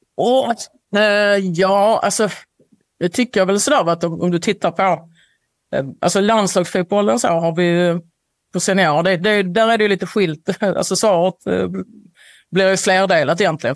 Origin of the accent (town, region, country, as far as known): Sweden